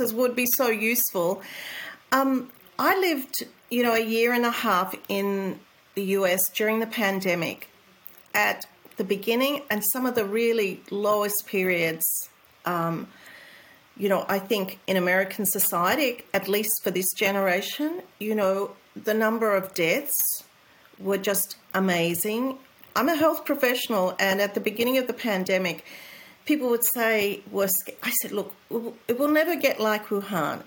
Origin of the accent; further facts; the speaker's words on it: Australia; moved away as an adult; also born or lived in United States; as an Australian, I'm really proud.